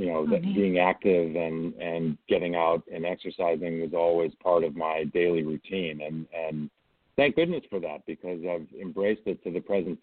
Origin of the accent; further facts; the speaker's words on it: outside of Chicago, Illinois, United States; now in Stanford, United States; I grew up outside of Chicago